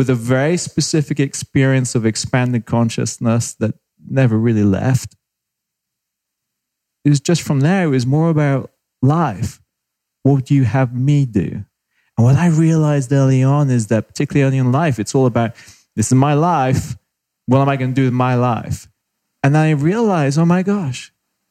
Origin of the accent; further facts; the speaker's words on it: United Kingdom; accent: British; moved away; also born or lived in Australia / Canada; I'm British, spent time in Australia, spent 4 or 5 years in Canada